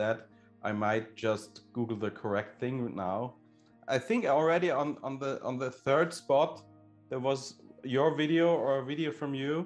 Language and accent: English; Austria; I am from Austria